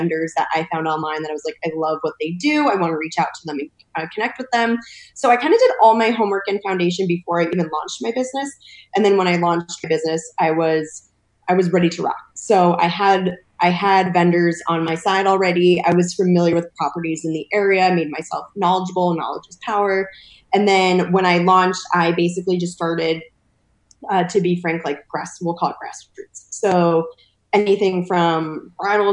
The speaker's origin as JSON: {"language": "English", "region": "East Coast", "country": "United States", "also_born_or_lived": "Cuba (paternal family)", "moved": "as an adult", "lives_now": "California, United States", "said": "I'm actually originally from the East Coast. So I moved to California about 5 years"}